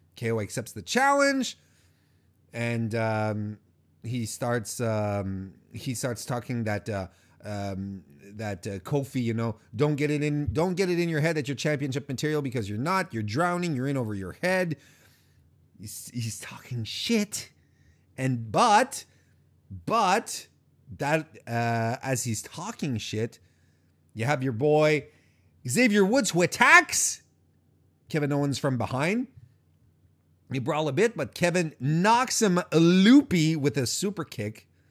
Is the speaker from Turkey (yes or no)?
no; Canada; I'm Canadian